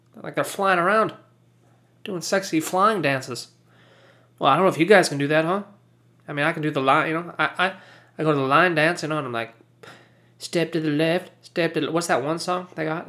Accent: United States; I'm American

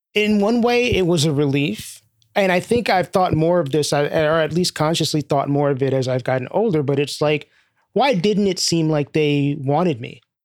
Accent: New York City, New York, United States; also born or lived in Bushwick, Brooklyn / Southfield, Michigan; I grew up in East Flatbush, primarily. I lived in a couple of different places I was born and initially lived in Bushwick, moved to East Flatbush when I was three, left for a couple of years when I was eight, and then came back when I was eleven.

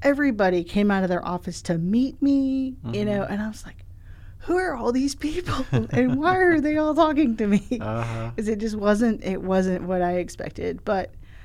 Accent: Spartanburg, South Carolina, United States; also born or lived in Louisville, Kentucky; now in Columbia, United States; I'm originally from Spartanburg.

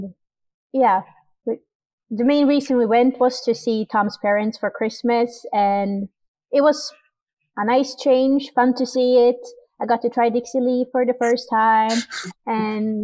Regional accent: Sweden; moved away as an adult; also born or lived in Vancouver, Canada; now in Miramichi, Canada; I'm born and raised in Sweden

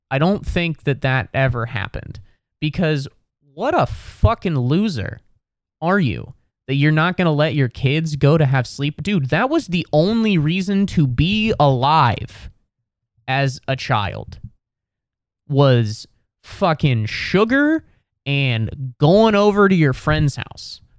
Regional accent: Midwest, United States; I admire that quality because I'm from the Midwest and I'm bothered by almost everything

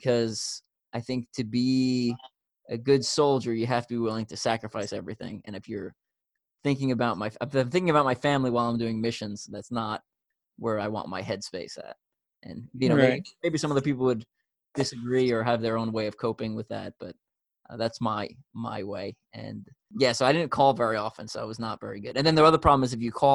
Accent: New York, United States; now in Kansas City, United States; I'm from New York, and I live in Kansas City

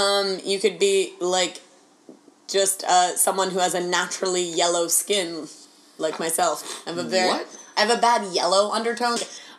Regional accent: California, United States; I'm from California.

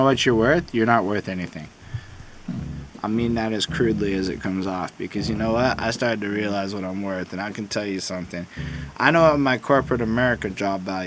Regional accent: Canada; I'm Canadian

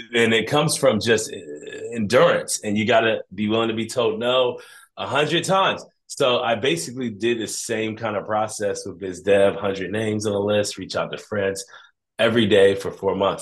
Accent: Columbus, Ohio, United States; being from Columbus, Ohio

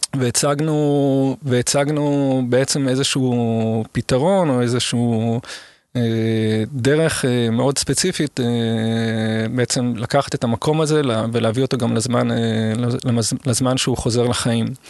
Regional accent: Israel; also born or lived in Seoul, South Korea / Guatemala; נולדתי כאן ואני מאוד שורשי וכל חיים בערך אני גר באותו

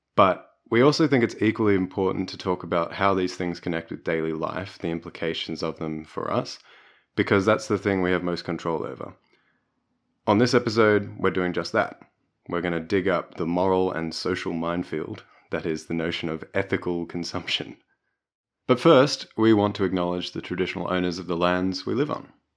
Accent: Melbourne, Victoria, Australia; growing up in Brunswick and Melbourne

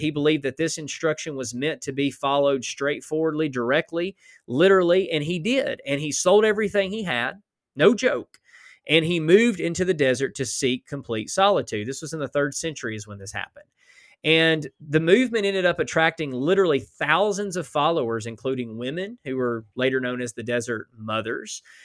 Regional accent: Alabama, United States; now in Oklahoma, United States; I was born in Alabama

